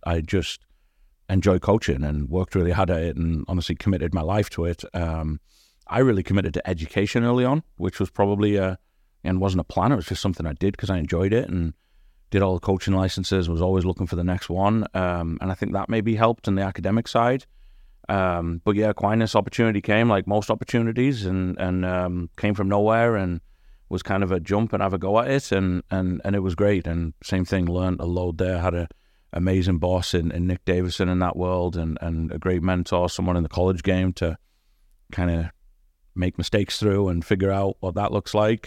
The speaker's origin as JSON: {"language": "English", "area": "near Durham", "region": "North East England", "country": "United Kingdom", "tie": "born or raised there", "also_born_or_lived": "Newcastle", "moved": "as an adult", "lives_now": "West Michigan, United States", "said": "I grew up in, um, a place just outside of Durham, uh, which is northeast England"}